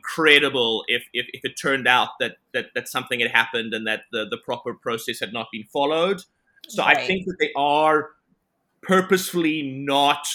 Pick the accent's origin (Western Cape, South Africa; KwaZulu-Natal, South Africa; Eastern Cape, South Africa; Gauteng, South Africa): Gauteng, South Africa; Johannesburg; moved away as an adult; also born or lived in Cape Town, South Africa; now in Canada; originally born and bred in South Africa, Johannesburg, and then moved to Cape Town, where I did most of my medical training. And then I came to beautiful Canada